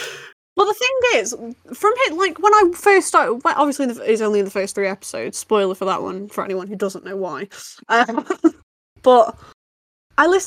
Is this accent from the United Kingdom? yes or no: yes; United Kingdom; as British people, we are quite used to the accent